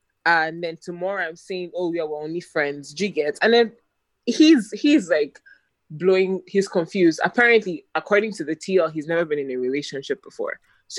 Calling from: Lagos, Nigeria

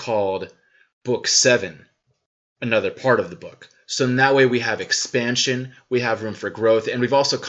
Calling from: Atlanta, Georgia, United States; I'm calling from Atlanta, Georgia. As you might be able to tell from my accent.

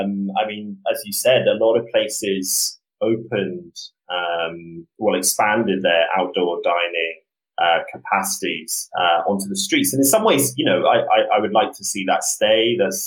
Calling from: New York City, New York, United States; So I'm calling from Brooklyn, New York, calling from my apartment.

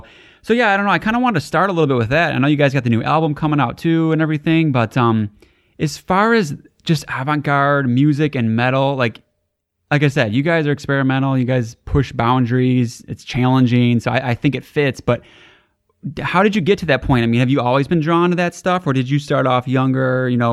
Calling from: Michigan, United States; I'm calling from Michigan

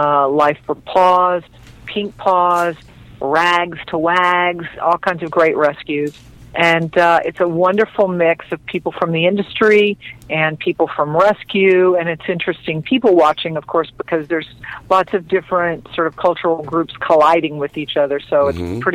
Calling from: Los Angeles, California, United States; calling from Fabulous Chatsworth.

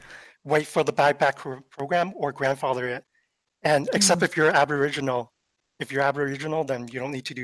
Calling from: Canada; So I'm calling in from Canada

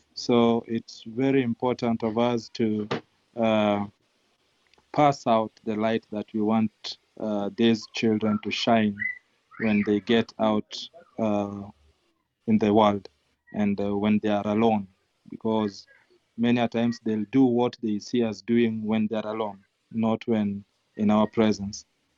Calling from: Kisumu, Kisumu County, Kenya; I'm joining from Kisumu, Kenya, in our offices in Manyata.

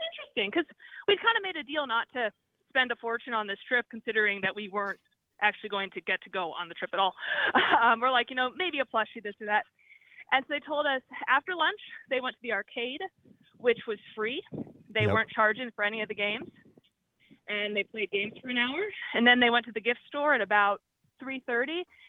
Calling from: Florida, United States; I'm calling you from Walt Disney World.

